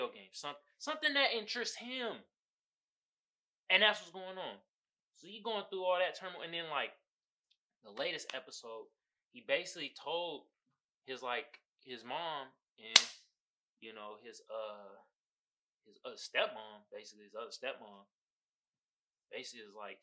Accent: Oakland, California, United States; I'm not from Chicago. I'm from Oakland

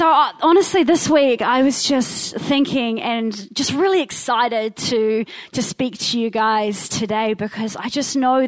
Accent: Wellington, New Zealand; moved away as an adult; I come from Te Whanganui Atara, so that is Wellington, the big capital city. And I moved up here when I was about 23. But I lived down there with my incredible mother and my three siblings

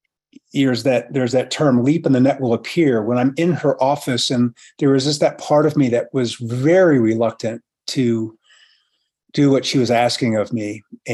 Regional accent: San Francisco, California, United States; I was born and raised in San Francisco

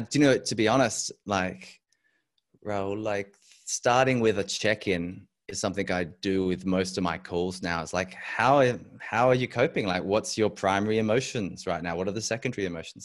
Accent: Adelaide, South Australia, Australia; also born or lived in Europe; I am back in my home state of South Australia. I grew up here.

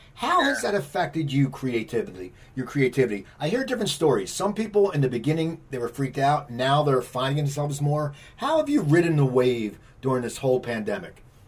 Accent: East Coast, United States; also born or lived in Burbank, California; I grew up on the East Coast

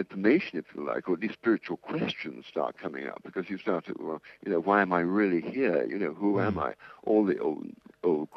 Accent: England, United Kingdom; moved away as an adult; also born or lived in New York; I'm English. I was born in 1940, educated in England, qualified as an architect

